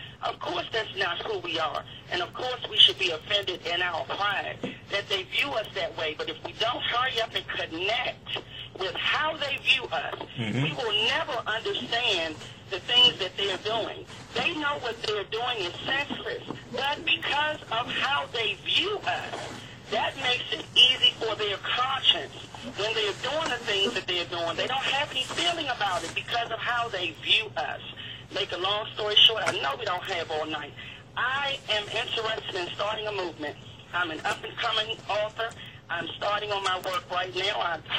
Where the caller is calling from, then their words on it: Capitol Heights, Maryland, United States; I'm calling from Capitol Heights, Maryland